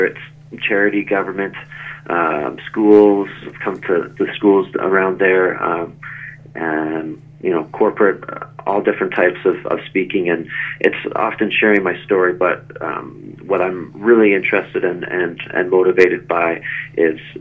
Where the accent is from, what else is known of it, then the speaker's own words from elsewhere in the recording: Saugeen Shores, Ontario, Canada; moved away; most of my childhood then was growing up in Saugeen Shores